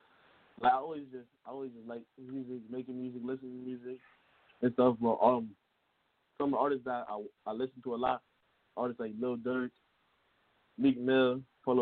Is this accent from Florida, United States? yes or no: no; New York City, New York, United States; I'm from Brooklyn, New York